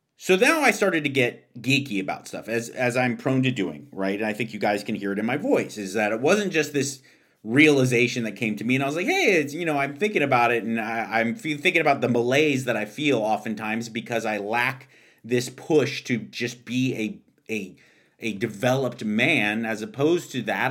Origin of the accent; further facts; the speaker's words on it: Pasadena, California, United States; my hometown of Pasadena, California